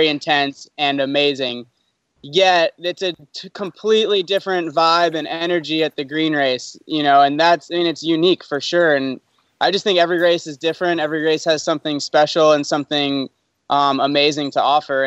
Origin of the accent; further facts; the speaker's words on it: Atlanta, Georgia, United States; I grew up in Atlanta